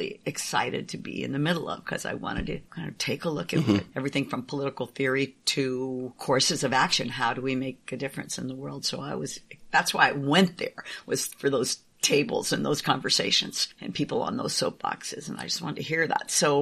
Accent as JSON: {"language": "English", "town": "San Francisco", "region": "California", "country": "United States", "tie": "born or raised there", "said": "I grew up in San Francisco and had liberal parents."}